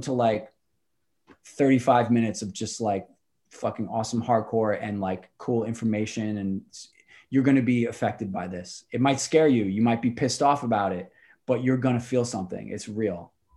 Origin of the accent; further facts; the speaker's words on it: New York City, New York, United States; also born or lived in Astoria, Queens; I'm from Rockaway, like, uh, Irish